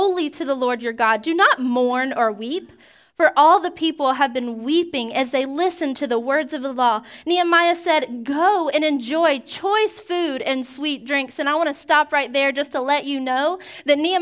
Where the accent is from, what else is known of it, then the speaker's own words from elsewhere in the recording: Georgia, United States; now in Pensacola, United States; When I was growing up in Georgia